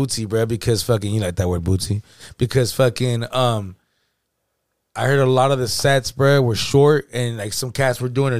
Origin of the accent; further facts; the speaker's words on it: California, United States; Like, oh, we're from California. Oh, are you guys, are you guys Mexican? We're like, yeah.